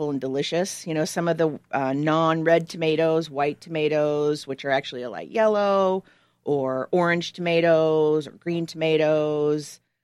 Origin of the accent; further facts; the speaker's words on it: Oregon, United States; moved away; I grew up in Oregon